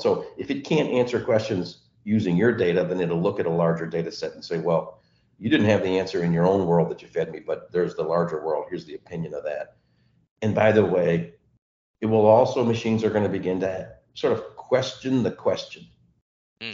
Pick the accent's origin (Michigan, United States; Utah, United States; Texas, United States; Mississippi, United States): Texas, United States; I grew up in Texas